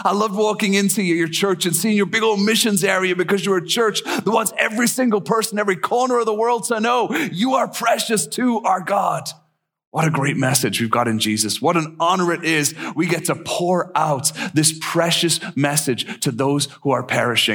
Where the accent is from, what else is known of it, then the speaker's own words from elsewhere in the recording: Ireland; also born or lived in East Tennessee / Japan; now in Minnesota, United States; I'm actually from Ireland originally, and I've been in Minnesota a long, long time now.